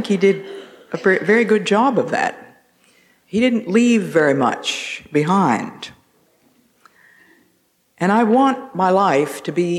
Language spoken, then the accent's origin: English; Northeast, United States; accent: Northeast; my Northeast accent